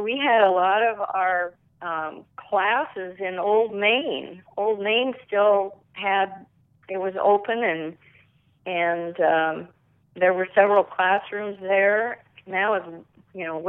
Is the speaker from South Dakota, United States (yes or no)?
yes; Gregory, South Dakota, United States; I grew up on a farm in central South Dakota, south of Dallas, South Dakota, by Gregory. I went to high school in Gregory